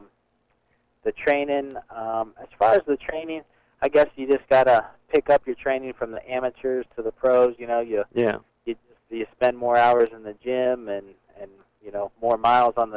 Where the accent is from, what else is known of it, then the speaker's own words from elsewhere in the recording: Ohio, United States; I got a chance to fight in front of my hometown fans. I don't get to fight in Ohio very much